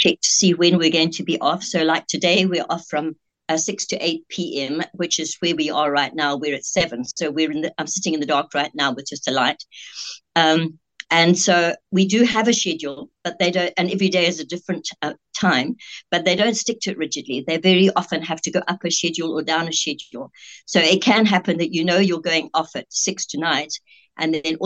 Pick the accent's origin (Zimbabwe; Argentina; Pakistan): Zimbabwe; moved away as an adult; also born or lived in Scotland / Eastern Cape, South Africa; now in South Africa; And then I grew up in Rhodesia, only leaving there when I traveled on my own to Cape Town to study nursing at about 18 years old.